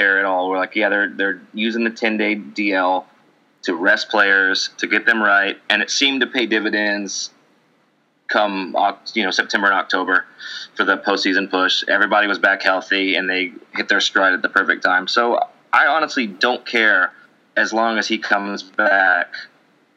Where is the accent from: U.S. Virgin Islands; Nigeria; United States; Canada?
Canada; I'm Canadian